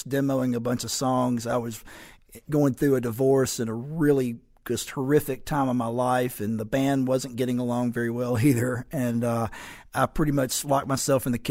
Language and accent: English; Muscle Shoals, Alabama, United States; Shauna and Cooley and I grew up in the Muscle Shoals area